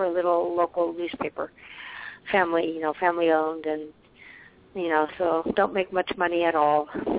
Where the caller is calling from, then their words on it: Arizona, United States; calling from Arizona